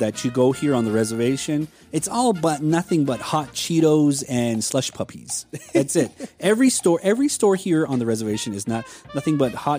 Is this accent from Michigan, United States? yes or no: no; Hopi, Arizona, United States; we as Hopis have our own delicacy going on